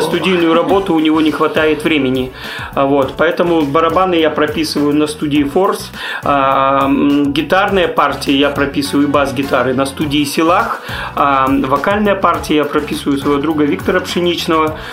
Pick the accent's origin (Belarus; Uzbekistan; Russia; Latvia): Belarus; Grodno, Grodno Region; moved away as an adult; now in Minsk, Belarus; Я родился в Гродно, я вырос в Гродно